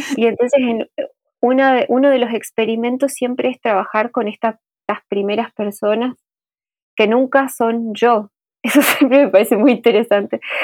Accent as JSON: {"language": "Spanish", "town": "Aristóbulo del Valle", "region": "Misiones", "country": "Argentina", "tie": "born or raised there", "also_born_or_lived": "Buenos Aires", "moved": "as an adult", "said": "yo viví hasta los 18 en un pueblo de Misiones que se llama Aristóbulo del Valle"}